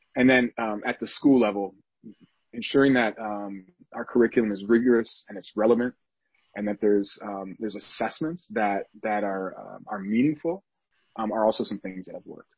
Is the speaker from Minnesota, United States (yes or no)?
yes; St. Paul, Minnesota, United States; shout out to Minnesota. I'm from St. Paul